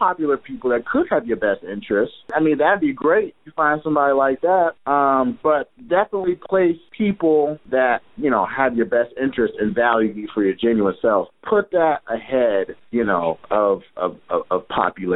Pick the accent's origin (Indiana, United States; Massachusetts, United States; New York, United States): Indiana, United States; Indianapolis; now in Boston, United States; I'm from Indianapolis, Indiana